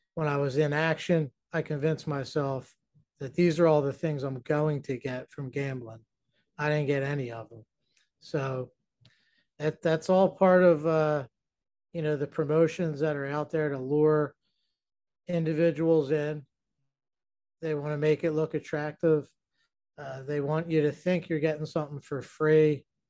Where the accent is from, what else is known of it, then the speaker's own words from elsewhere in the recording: New Jersey, United States; I'm from New Jersey